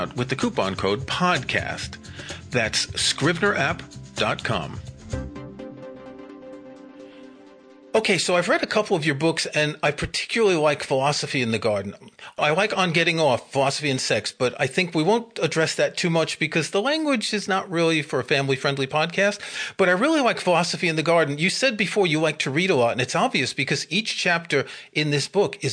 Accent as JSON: {"language": "English", "town": "New York City", "region": "New York", "country": "United States", "tie": "born or raised there", "moved": "yes", "said": "I grew up in New York City"}